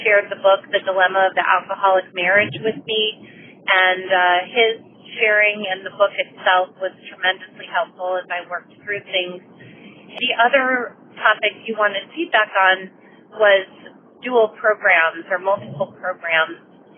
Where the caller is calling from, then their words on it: Maryland, United States; calling from Maryland. Actually, I'm calling you from California, where I'm here on work right now.